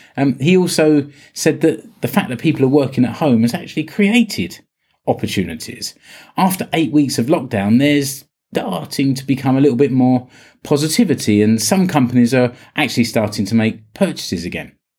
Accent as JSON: {"language": "English", "country": "United Kingdom", "moved": "yes", "lives_now": "Finland", "said": "I'm British."}